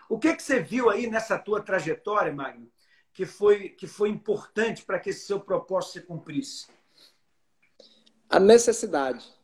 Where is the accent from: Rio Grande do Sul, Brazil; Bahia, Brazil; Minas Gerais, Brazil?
Bahia, Brazil; Alagoinhas; now in Fortaleza, Brazil; Sou baiano.